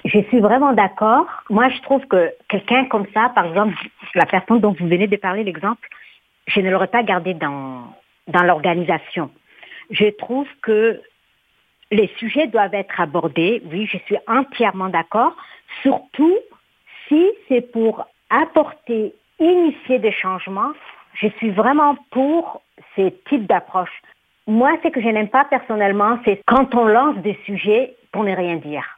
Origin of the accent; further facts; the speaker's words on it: Djibouti; now in Canada; dans mon pays d'origine, Djibouti